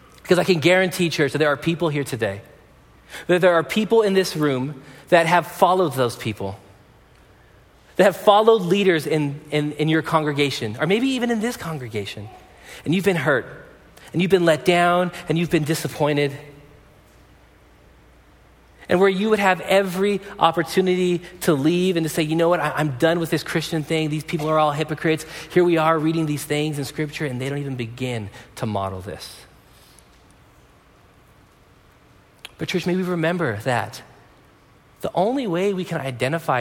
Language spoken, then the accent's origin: English; Pomona, California, United States; when I was growing up in Pomona